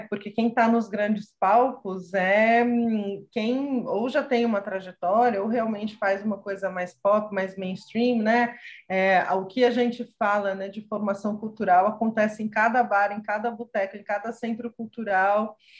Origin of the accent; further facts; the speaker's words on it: São Paulo, Brazil; eu sou nascida e criada em São Paulo